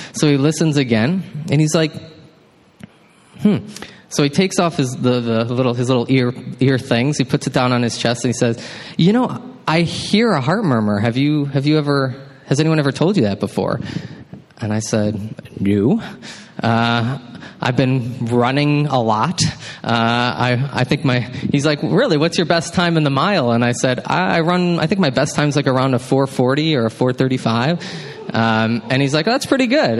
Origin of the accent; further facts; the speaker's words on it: Baraboo, Wisconsin, United States; moved away as an adult; also born or lived in Mankato, Minnesota; I grew up in Baraboo, Wisconsin, which is, yeah, some of y'all know, just south of Wisconsin. Dells not too far from Madison.